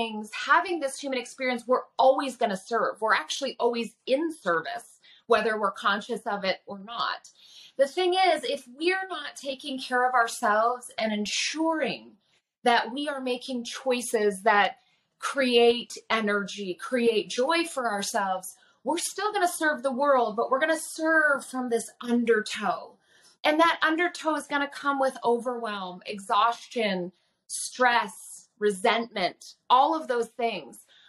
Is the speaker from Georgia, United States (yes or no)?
no; Nenana, Alaska, United States; also born or lived in Oregon / California; I grew up in Nenana in a very large family in a very small community.